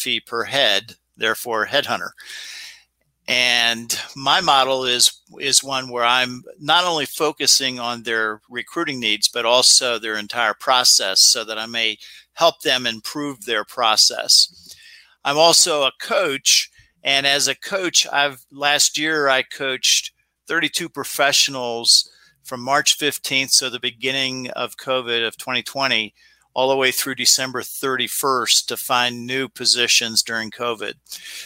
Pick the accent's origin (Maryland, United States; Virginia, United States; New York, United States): Maryland, United States; Chillum; I grew up in Chillum, Maryland. Hyattsville is the area people might know better.